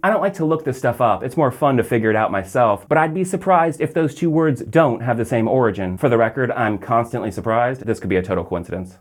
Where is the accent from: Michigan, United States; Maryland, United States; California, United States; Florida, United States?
Florida, United States; Orlando; from my hometown here in Orlando